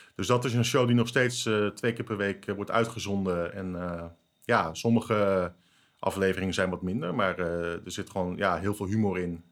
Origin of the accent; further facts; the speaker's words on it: Netherlands; ik voel me Nederlander